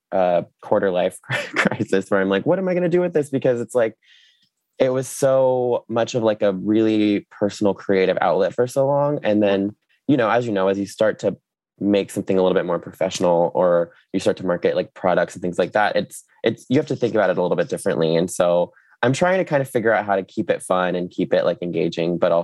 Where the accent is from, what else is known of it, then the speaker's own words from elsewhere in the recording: Jacksonville, Florida, United States; also born or lived in New York; I grew up in Florida, you know, grew up at the beach